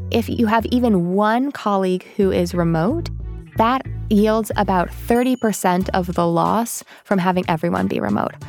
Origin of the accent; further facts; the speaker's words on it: United States; as an American